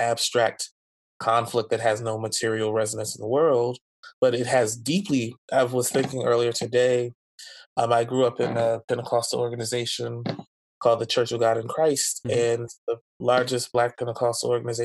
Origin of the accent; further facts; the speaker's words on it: New Jersey, United States; also born or lived in Philadelphia; the church that I grew up in New Jersey, and then churches in Philadelphia